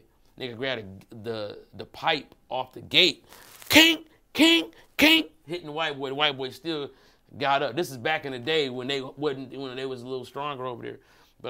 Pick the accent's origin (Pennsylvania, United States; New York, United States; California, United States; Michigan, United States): Michigan, United States; Detroit; I'm from Brightmore, right? So my pops, he stayed on, well, first of all, my dad's family was like the second or third black family in Brightmore. See, like Detroit.